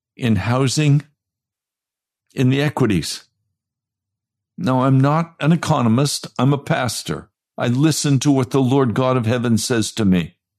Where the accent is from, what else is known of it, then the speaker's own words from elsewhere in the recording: United States; I'm an American